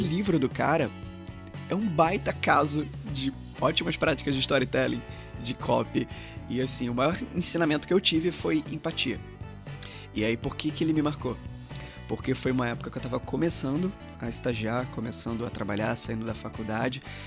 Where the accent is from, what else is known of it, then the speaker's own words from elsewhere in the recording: Rio de Janeiro, Brazil; moved away as an adult; also born or lived in São Luís, Maranhão; eu sou daqui do Rio, mas eu fui para lá em 2010